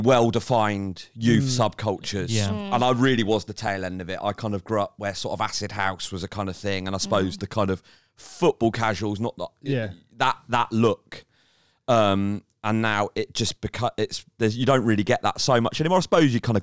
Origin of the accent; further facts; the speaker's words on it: Winchester, South East England, United Kingdom; I grew up in Winchester